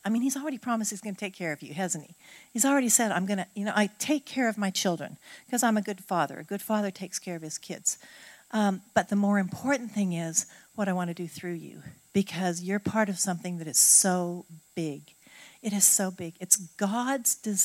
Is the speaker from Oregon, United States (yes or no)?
yes; Oregon, United States; now in Southern United States; I grew up on the West Coast